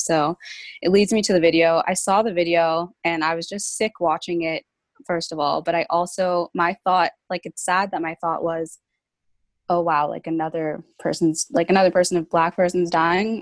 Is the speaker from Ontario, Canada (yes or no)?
yes; Brampton, Ontario, Canada; I'm 22 years old, and I'm from Brampton, Ontario